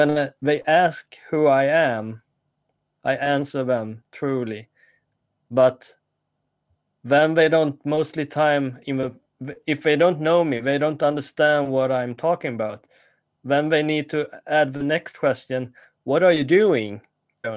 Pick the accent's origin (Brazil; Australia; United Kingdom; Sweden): Sweden; when I grew up here in Sweden